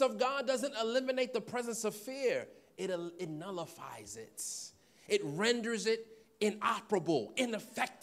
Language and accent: English; New York City, New York, United States; I'm from Queens, so I would go on Jamaica Avenue